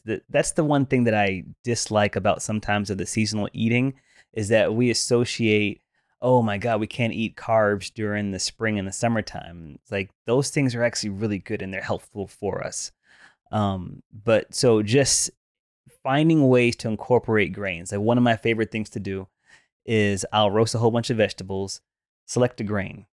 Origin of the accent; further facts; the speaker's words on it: the South, United States; growing up in the South